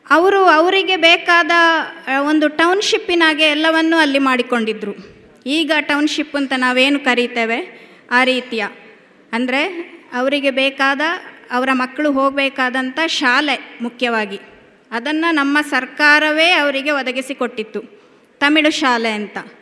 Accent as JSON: {"language": "Kannada", "town": "Siddapura", "region": "Karnataka", "country": "India", "tie": "born or raised there", "also_born_or_lived": "Virajpet, Kodagu", "said": "ನಾನು ಹುಟ್ಟಿದ್ದು ಕೊಡಗಿನಲ್ಲಿ ಕೊಡಗಿನ ವಿರಾಜಪೇಟೆ ಹಾಗೆ ಬೆಳೆದದ್ದು ಕೊಡಗಿನ ಸಿದ್ದಾಪುರ"}